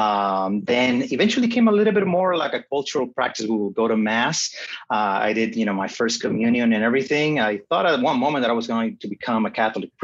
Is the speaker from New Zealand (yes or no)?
no; Puerto Rico; I was born and raised in Puerto Rico